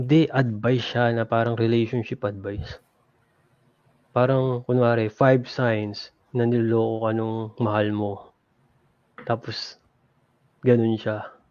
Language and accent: Tagalog; Laguna, Calabarzon, Philippines; now in United States; taga Laguna ako.